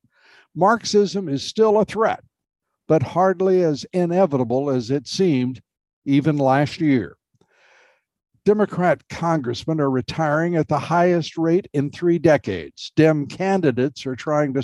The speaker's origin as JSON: {"language": "English", "country": "United States", "said": "we Americans"}